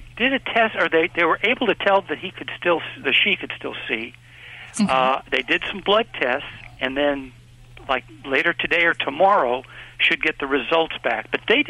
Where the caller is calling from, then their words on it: Fresno, California, United States; Fresno, California.